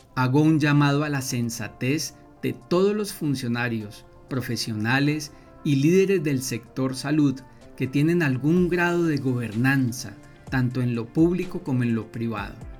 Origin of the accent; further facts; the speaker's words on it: Colombia; somos todos colombianos